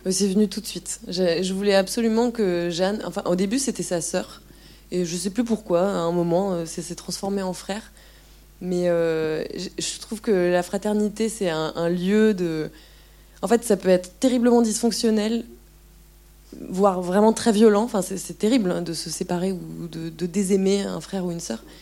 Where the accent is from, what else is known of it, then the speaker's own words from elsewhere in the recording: France; moved away; Et en même temps, moi je venais de la France où c'était l'austérité mais pas vraiment pareil quand même